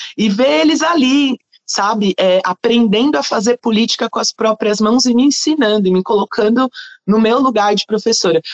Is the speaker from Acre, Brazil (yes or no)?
no; São Paulo, Brazil; eu sou da Brasilândia